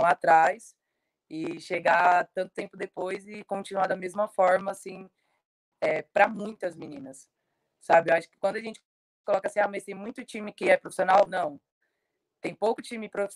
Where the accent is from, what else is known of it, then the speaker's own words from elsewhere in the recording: Guaianases, São Paulo, Brazil; fica aqui em Guanás, né, é, lugar onde eu nasci